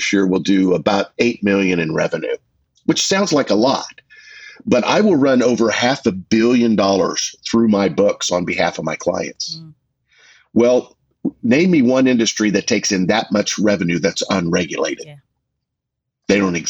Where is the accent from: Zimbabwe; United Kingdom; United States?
United States; Augusta, Kansas; now in Wichita, United States; I'm from the area. Mm-hmm. I grew up in Augusta. I've been in Wichita since 1981